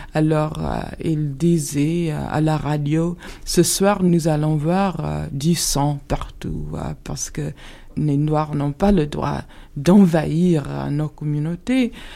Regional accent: the South, Alabama, United States; je suis née au Sud, j'ai passé toute mon enfance

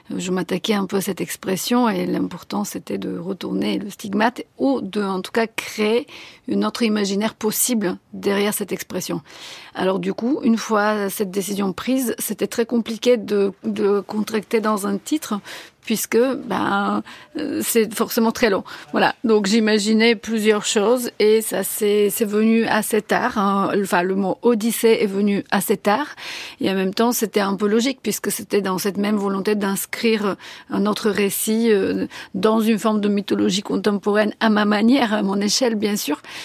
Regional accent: Sofia, Sofia City, Bulgaria; first language Bulgarian; French is a second language; moved away as an adult; now in France; à Sofia, et donc j'ai appris le français dans ces années-là, quand j'étais adolescente

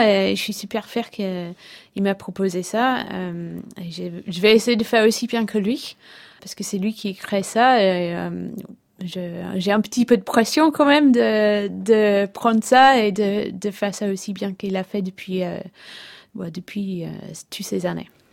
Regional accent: England, United Kingdom; French is a second language; moved away as an adult; now in Brittany, France; je suis anglaise, ça fait, ça fait je pense presque 12 ans que j'habite en Bretagne

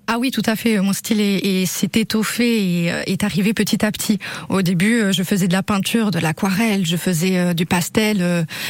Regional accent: Basque Country, Nouvelle-Aquitaine, France; also born or lived in Dax, Landes; je suis née euh, dans les Landes à Dax et j'ai passé la, la, une, la plupart de, de, mes années de vie, en tout cas, euh, ici au Pays Basque

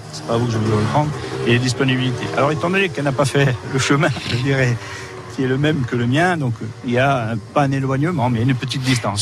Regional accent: Ajaccio, Corsica, France; also born or lived in Balagne / L'Île-Rousse; je suis né à Ajaccio

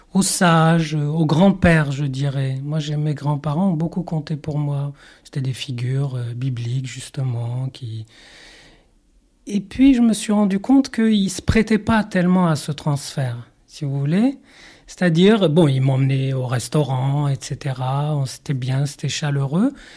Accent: Morocco; moved away; dans mon enfance euh, au Maroc et mon éducation un peu biblique

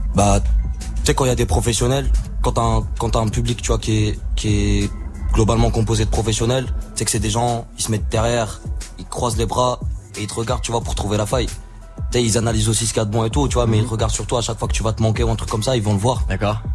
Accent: Morocco; je viens du Maroc.

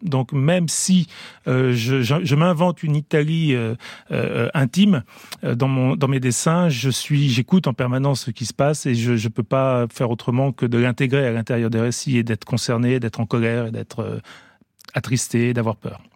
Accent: France; also born or lived in Italy; j'ai grandi quand même en France

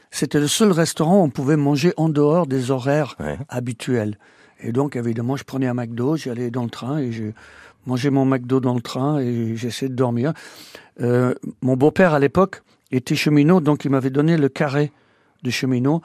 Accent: Welshpool, Wales, United Kingdom; moved away as an adult; also born or lived in Normandy, France; now in France; Je suis né à Welshpool au Pays de Galles.

